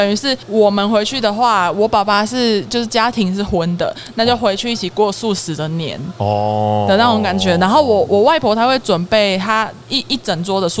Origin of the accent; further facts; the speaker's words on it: Kaohsiung, Taiwan; 对，我是高雄人。